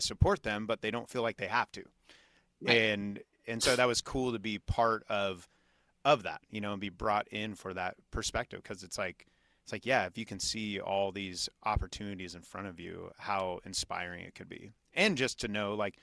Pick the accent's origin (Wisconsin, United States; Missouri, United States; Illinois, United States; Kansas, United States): Kansas, United States; moved away; my hometown, fairly small town in Kansas City, or I'm sorry, in Kansas